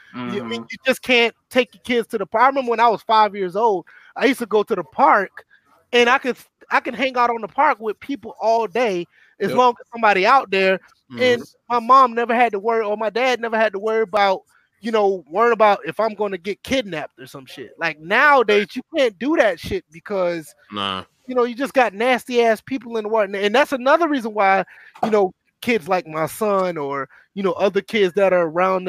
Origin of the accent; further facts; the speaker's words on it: Georgia, United States; I mean, I'm from the south, so I'm from Georgia.